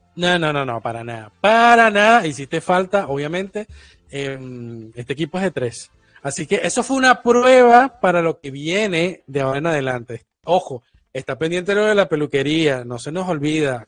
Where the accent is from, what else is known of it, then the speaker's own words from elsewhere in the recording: Portuguesa, Venezuela; now in Argentina; soy de portuguesa